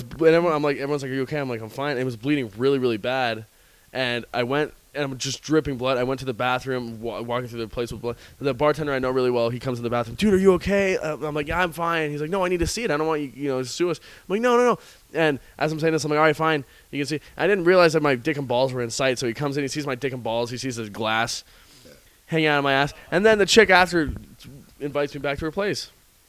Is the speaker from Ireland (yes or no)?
yes; Ireland; I am Irish, though.